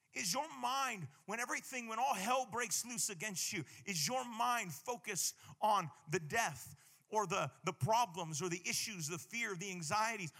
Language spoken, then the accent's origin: English; Hawaii, United States; I'm from Hawaii